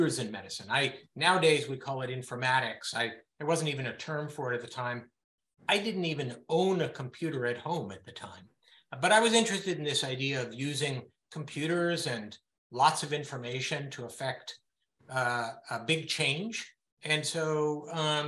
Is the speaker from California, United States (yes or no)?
yes; Berkeley, California, United States; moved away as an adult; also born or lived in Israel; I grew up in Berkeley, California, the son of academics